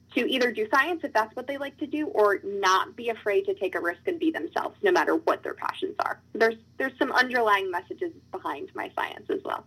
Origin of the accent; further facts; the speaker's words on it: Virginia, United States; my home state